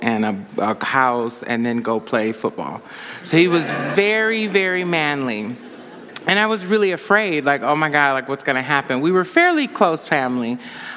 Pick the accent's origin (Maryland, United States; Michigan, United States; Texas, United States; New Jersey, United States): Michigan, United States; Saginaw; also born or lived in Flint, Michigan / Ann Arbor, Michigan; now in Detroit, United States; I grew up in Saginaw, and I went to school in Flint and then Ann Arbor, and so I lived here for a while. Now I'm in Detroit